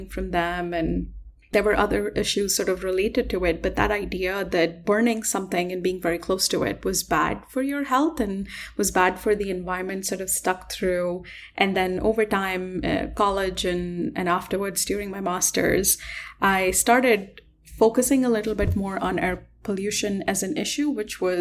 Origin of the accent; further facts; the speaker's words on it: Delhi, India; I actually grew up in Delhi